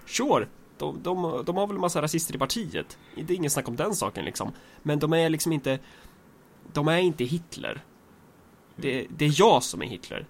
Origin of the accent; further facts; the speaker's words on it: Sweden; vi är svenskar